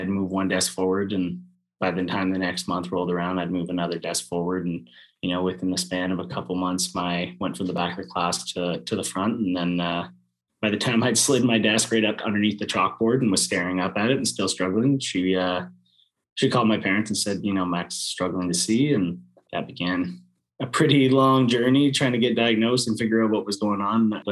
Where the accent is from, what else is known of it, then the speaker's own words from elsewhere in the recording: Sault Ste. Marie, Ontario, Canada; I grew up in Sault Ste. Marie, Ontario, or just north of Sault Ste. Marie, Ontario, and Goulee River.